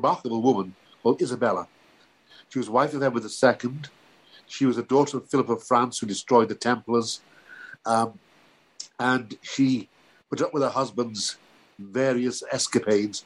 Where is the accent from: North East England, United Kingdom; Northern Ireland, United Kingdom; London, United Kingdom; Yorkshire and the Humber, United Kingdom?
North East England, United Kingdom; Middlesbrough; moved away; also born or lived in Liverpool / Oxford / Essex; I was born in Middlesbrough, North Yorkshire